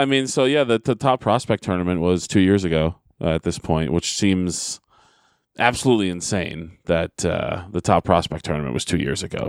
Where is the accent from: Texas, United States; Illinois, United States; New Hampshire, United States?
New Hampshire, United States; Derry; Derry, New Hampshire, my hometown.